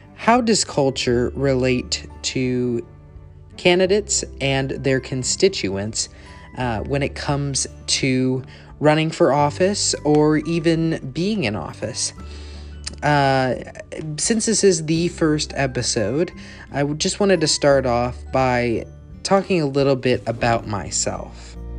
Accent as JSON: {"language": "English", "town": "Bloomington", "region": "Illinois", "country": "United States", "tie": "born or raised there", "also_born_or_lived": "Upper Peninsula of Michigan", "moved": "as an adult", "lives_now": "Louisville, United States", "said": "my hometown of Bloomington, Illinois, um, where I've lived all, much of my life, where I was born"}